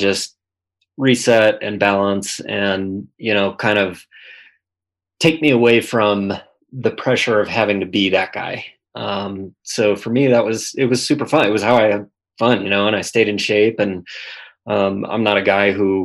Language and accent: English; St. Louis Park, Minnesota, United States; I grew up in the Twin Cities, Minnesota, St. Louis Park, which is a suburb touching Minneapolis.